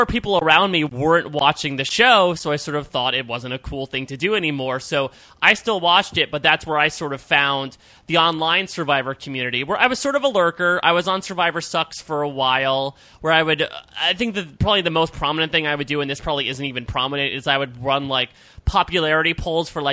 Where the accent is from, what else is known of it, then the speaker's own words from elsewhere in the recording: Norwalk, Connecticut, United States; moved away as an adult; also born or lived in Pennsylvania; I grew up in Norwalk, Connecticut